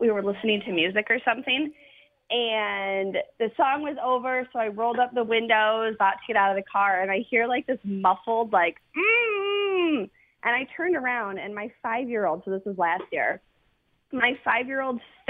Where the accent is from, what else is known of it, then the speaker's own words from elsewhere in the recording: Michigan, United States; now in Sanford, United States; Originally from Michigan